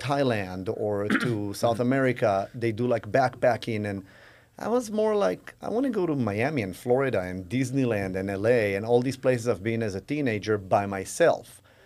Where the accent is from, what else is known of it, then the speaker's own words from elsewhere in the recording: Israel; moved away as an adult; I grew up in Israel